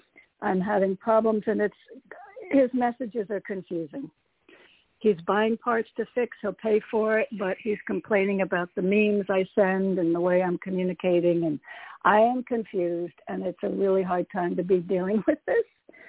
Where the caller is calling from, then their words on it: Connecticut, United States; Hey, Toni, it's … from Connecticut.